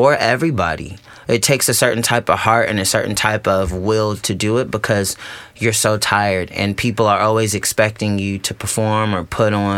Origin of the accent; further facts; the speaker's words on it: Riverside, California, United States; I'm from Riverside, California, which is a city outside of Los Angeles